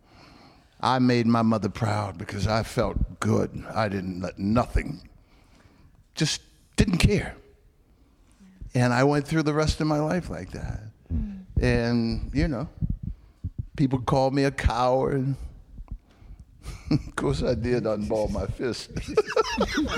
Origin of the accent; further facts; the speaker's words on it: Alabama, United States; I was born in Alabama